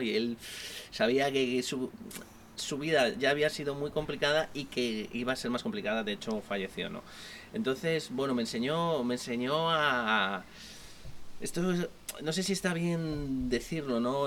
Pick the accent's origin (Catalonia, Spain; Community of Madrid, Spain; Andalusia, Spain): Community of Madrid, Spain; Madrid; soy de Madrid, nacido en Chamberí